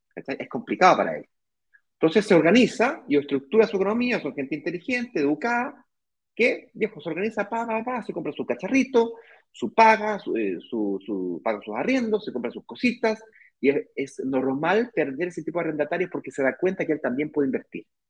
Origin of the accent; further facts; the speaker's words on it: Chile; moved away as an adult; now in Brazil; yo soy chileno, eh, mi mujer es extranjera